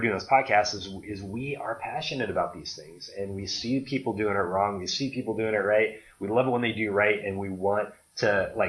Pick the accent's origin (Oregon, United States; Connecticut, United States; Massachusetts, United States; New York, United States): Oregon, United States; now in Arizona; I was from Oregon, and Oregon's pretty, you know, considered pretty beautiful, but I love Arizona.